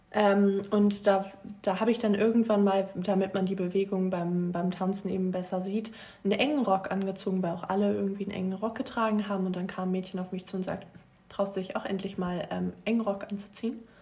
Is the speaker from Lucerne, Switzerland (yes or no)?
yes; Meggen, Lucerne, Switzerland; moved away; aber ich bin in Meggen groß geworden.